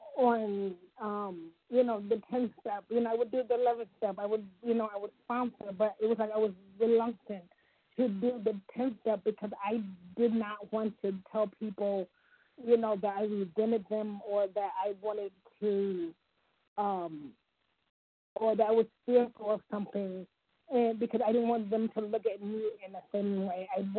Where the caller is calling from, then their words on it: Ohio, United States; from Ohio.